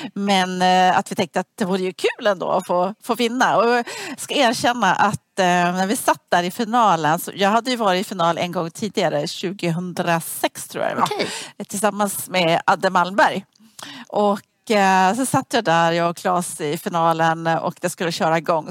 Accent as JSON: {"language": "Swedish", "country": "Sweden", "said": "jag som var svensk"}